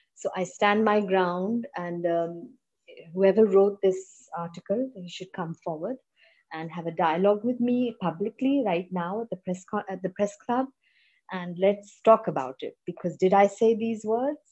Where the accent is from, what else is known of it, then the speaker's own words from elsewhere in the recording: Pakistan; also born or lived in United Kingdom; I'm a Pakistani, I'm a Muslim